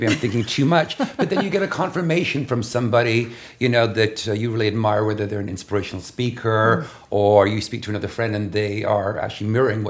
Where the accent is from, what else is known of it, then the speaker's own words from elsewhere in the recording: London, United Kingdom; born there; also born or lived in Los Angeles / Toronto / China; now in New York, United States; LA 18 years, Toronto educated, born in London, educated in fashion, and did that for 35 years